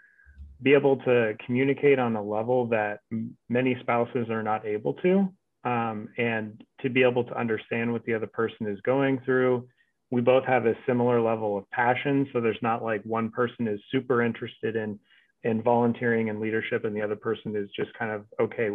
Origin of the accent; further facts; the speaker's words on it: Hays, Kansas, United States; also born or lived in Overland Park, Kansas; I grew up in Hayes, Kansas